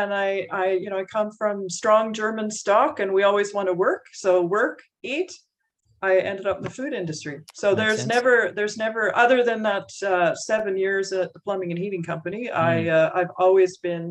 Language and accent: English; Surrey, British Columbia, Canada; also born or lived in Winnipeg, Manitoba; I am from originally Winnipeg, actually, where many people are from Winnipeg. But my parents moved me to British Columbia when I was two. So I've been more or less grown up.